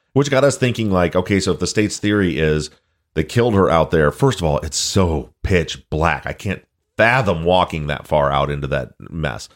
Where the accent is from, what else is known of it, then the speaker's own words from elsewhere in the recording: Michigan, United States; I'm from Michigan